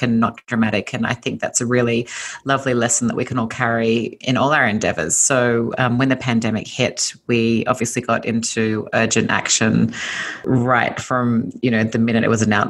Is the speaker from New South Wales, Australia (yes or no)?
yes; Sydney, New South Wales, Australia; accent: Australian; moved away as an adult; now in Los Angeles, United States; So you might hear from my accent that I'm originally Australian. I was born and raised in Sydney, Australia